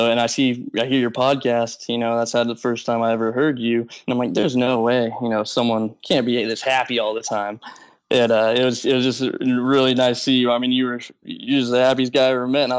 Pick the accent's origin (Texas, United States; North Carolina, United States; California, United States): California, United States; Modesto; I'm from Modesto, California